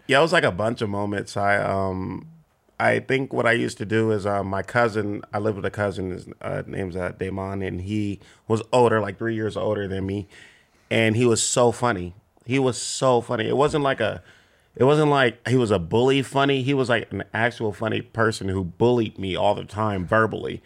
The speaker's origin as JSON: {"language": "English", "town": "Compton", "region": "California", "country": "United States", "tie": "born or raised there"}